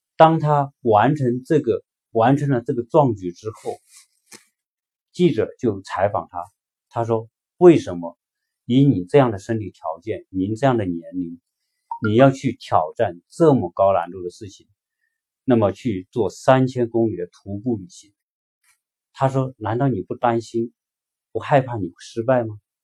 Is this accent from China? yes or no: yes; China; 对于我们中国人而言，有一句话说“读万卷书不如行万里路”